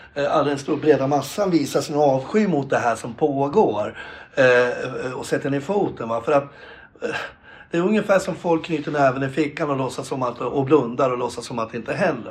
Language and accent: Swedish; Gävle, Gävleborg County, Sweden; jag är själv eh, född och uppväxt på Brynäs